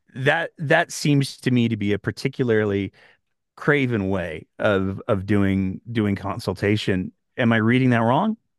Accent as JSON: {"language": "English", "region": "Northern Alberta", "country": "Canada", "tie": "born or raised there", "said": "I grew up in Northern Alberta"}